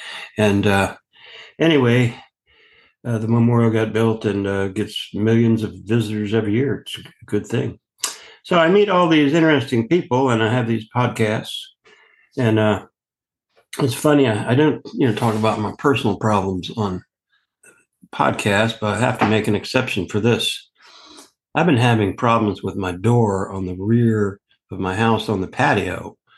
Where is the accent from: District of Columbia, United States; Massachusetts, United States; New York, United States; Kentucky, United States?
District of Columbia, United States; Washington; now in Annapolis, United States; in Annapolis, Maryland. I was born in Washington, D.C.